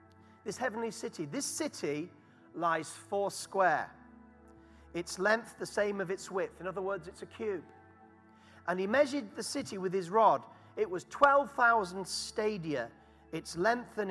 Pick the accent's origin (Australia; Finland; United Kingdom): United Kingdom; Harrogate, Yorkshire and the Humber; accent: Yorkshire; moved away as an adult; now in London, United Kingdom; And Harrogate is my hometown.